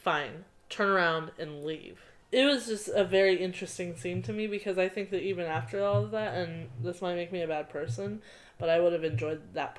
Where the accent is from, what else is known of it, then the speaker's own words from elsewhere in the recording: United States; as an American